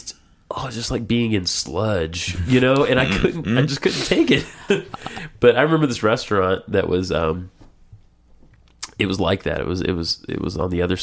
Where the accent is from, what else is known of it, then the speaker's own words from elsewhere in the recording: the South, United States; being a Southerner